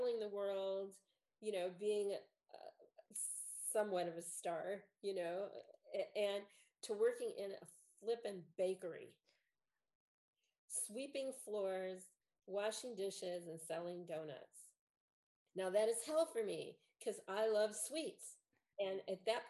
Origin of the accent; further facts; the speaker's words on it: Chicago, Illinois, United States; I'm from Chicago.